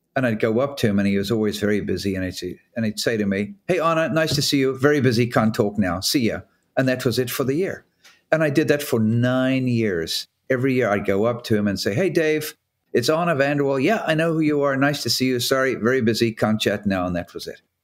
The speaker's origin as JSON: {"language": "English", "country": "South Africa", "tie": "born or raised there", "moved": "as an adult", "lives_now": "Newport, United States", "said": "I grew up in South Africa and then left in seventy-nine to go ocean racing as a professional"}